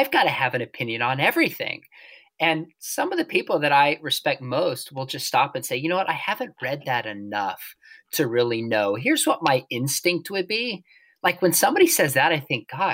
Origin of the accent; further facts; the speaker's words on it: California, United States; when I was a kid, where I grew up in California